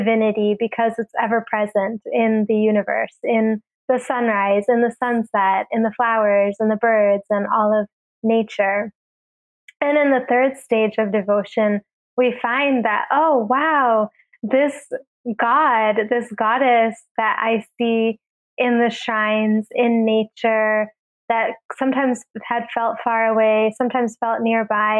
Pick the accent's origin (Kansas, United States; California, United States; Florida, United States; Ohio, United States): Ohio, United States; moved away as an adult; also born or lived in New York; I had grown up going to India a lot while growing up in Ohio